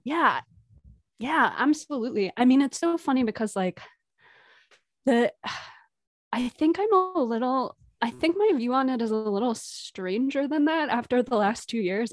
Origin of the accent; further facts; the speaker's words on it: Providence, Rhode Island, United States; moved away; I'm originally from Providence, Rhode Island